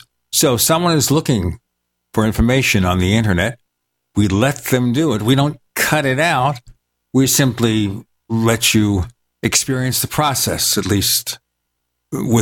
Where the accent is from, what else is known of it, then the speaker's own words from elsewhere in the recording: New York City, New York, United States; moved away; I grew up in Brooklyn, New York